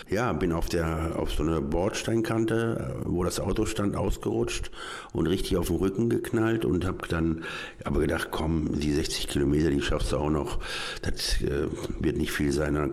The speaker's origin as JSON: {"language": "German", "town": "Duisburg", "region": "North Rhine-Westphalia", "country": "Germany", "tie": "born or raised there", "said": "ich äh, bin ja aus Duisburg eigentlich geboren, aufgewachsen. Dann bin ich wegen dem Bergbau nochmal nach Neukirchen-Flühen gezogen"}